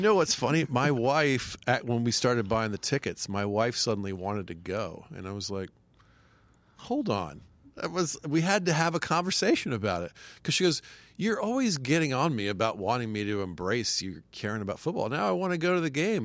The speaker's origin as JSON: {"language": "English", "town": "Marietta", "region": "Georgia", "country": "United States", "tie": "born or raised there", "moved": "as an adult", "lives_now": "New York, United States", "said": "I grew up in Marietta, Georgia."}